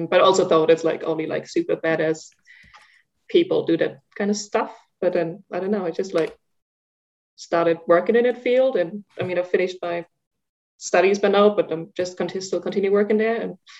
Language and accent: English; Germany; English is a second language; now in Zurich, Switzerland; I like walked from Zurich in Switzerland, where I live now, to my hometown in Germany, which is about 400 kilometers north of here